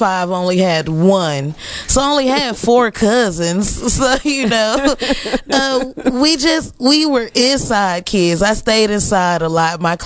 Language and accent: English; Bastrop, Louisiana, United States; now in Dallas, United States; I am from Bastrop, Louisiana, a very small town